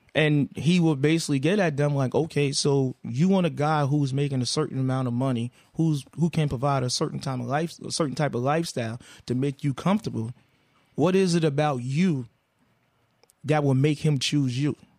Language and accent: English; the South, United States; I'm a man from the South